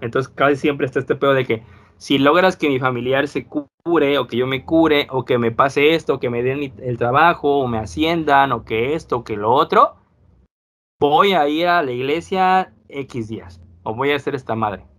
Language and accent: Spanish; Mexico; aquí nos tocó nacer